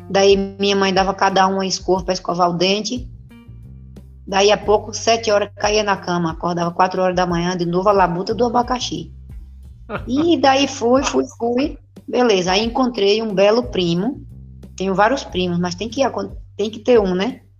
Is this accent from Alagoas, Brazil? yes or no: yes; Joaquim Gomes, Alagoas, Brazil; born there; nasci é, em Joaquim Gomes, Alagoas.